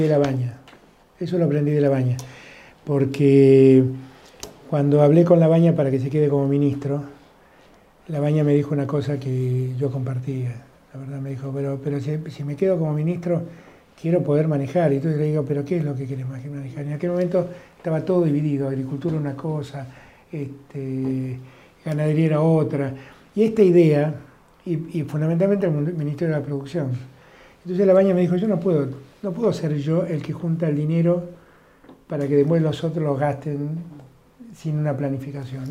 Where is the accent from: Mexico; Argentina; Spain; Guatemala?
Argentina; Buenos Aires; soy muy porteño y quiero mi ciudad